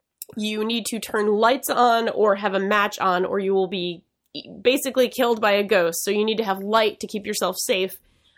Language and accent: English; Massachusetts, United States; accent: Boston; My natural accent. That's right. I did.